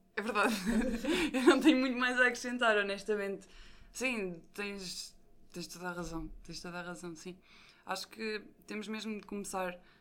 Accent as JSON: {"language": "Portuguese", "town": "Leiria", "region": "Centro", "country": "Portugal", "said": "sou de Leiria"}